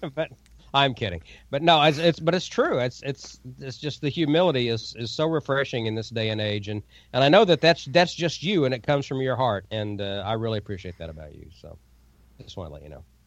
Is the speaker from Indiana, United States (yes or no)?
no; Oklahoma, United States; Bartlesville, Oklahoma, my home state